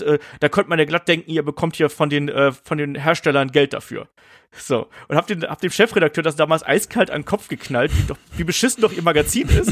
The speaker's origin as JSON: {"language": "German", "area": "a village about 50 km from Cologne", "region": "western Germany", "country": "Germany", "tie": "born or raised there", "said": "ich bin ja im Westen Deutschlands irgendwie groß geworden, auf dem Dorf"}